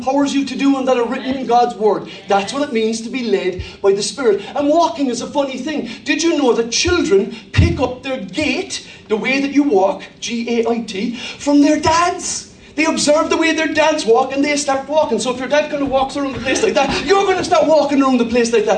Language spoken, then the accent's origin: English; Cork, Munster, Ireland; also born or lived in United States; Ballyfihan is a working class suburb on the south side of Cork. I'm from Ballyfihan myself.